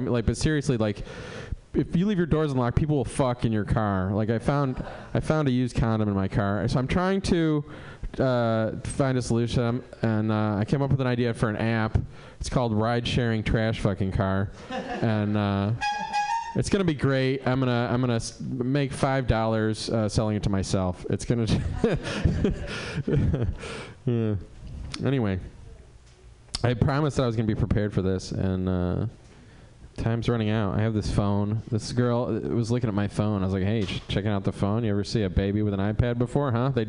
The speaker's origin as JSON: {"language": "English", "town": "Cleveland", "region": "Ohio", "country": "United States", "moved": "yes", "said": "I moved here for, in '98 from Cleveland. I do not like the weather. Uh, you know, I was from Cleveland."}